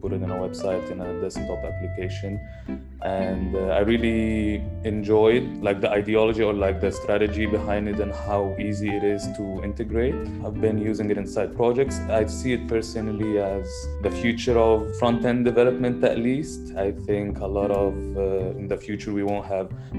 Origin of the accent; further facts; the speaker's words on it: Egypt; I'm from Egypt